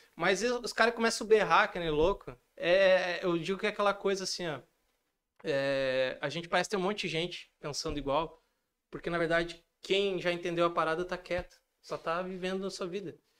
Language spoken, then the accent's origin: Portuguese; Rio Grande do Sul, Brazil; accent: gaúcho; eu ainda tenho um sotaque muito forte gaúcho, apesar de eu achar que não muito, mas eu tenho